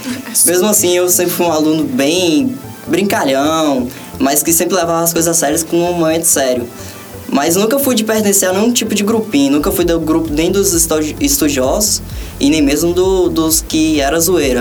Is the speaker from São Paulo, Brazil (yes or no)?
no; Januária, Minas Gerais, Brazil; eu vim de outra cidade, eu sou de Januária